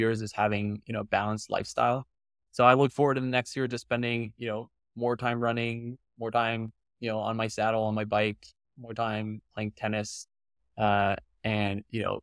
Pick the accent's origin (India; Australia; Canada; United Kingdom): Canada; being Canadian